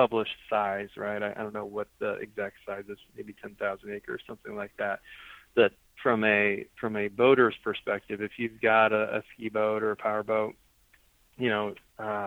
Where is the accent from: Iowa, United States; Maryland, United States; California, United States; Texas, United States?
Iowa, United States; Des Moines; I grew up in Des Moines